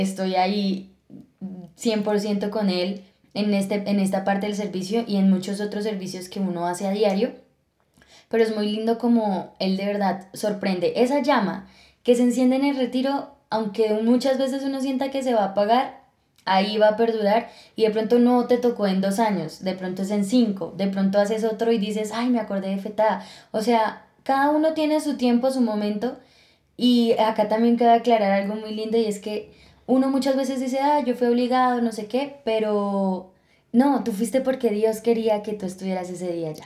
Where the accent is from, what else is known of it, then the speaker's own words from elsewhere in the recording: Villeta, Cundinamarca, Colombia; also born or lived in Bogotá; yo nací en Bogotá, pero nos fuimos cuando yo tenía 5 años para Villeta. Y bueno, toda mi adolescencia la viví allá